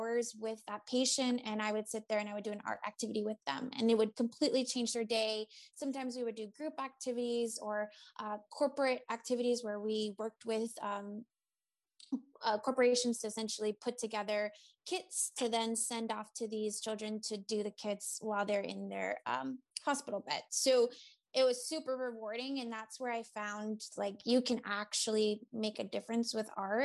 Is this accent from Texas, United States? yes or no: no; Boston area, Massachusetts, United States; around the Boston area, in my hometown.